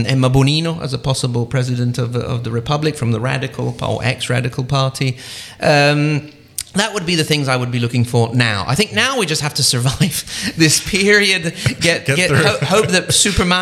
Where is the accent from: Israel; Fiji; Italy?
Italy